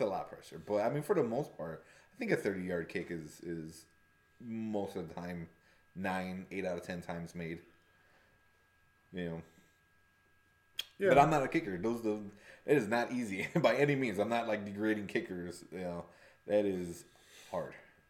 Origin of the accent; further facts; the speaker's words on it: Chicago, Illinois, United States; We grew up in Chicago